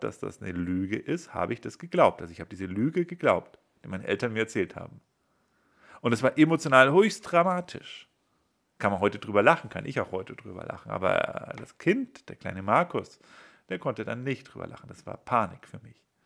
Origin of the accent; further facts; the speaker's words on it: Bavaria, Germany; also ich bin in Bayern aufgewachsen